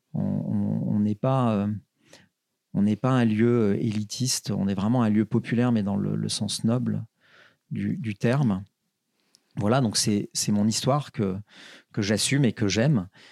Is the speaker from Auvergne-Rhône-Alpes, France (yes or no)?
yes; Saint-Étienne, Auvergne-Rhône-Alpes, France; je suis stéphanois, une ville très populaire